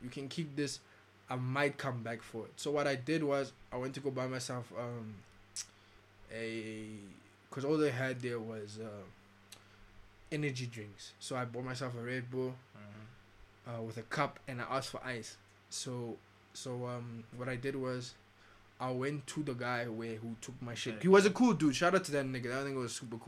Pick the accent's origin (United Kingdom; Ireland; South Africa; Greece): South Africa; Pretoria, Gauteng; I'm from Pretoria